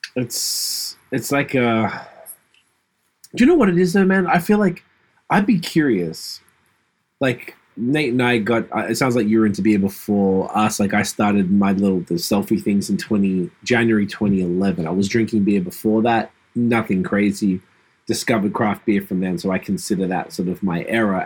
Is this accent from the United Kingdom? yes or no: no; Australia; I grew up in Australia as a hip hop fan